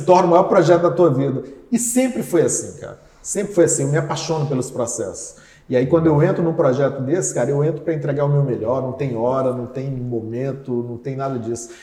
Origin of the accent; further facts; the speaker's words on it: Brasília, Federal District, Brazil; also born or lived in Campina Grande, Paraíba; Aí a minha adolescência inteira foi no Distrito Federal, morei 20 anos.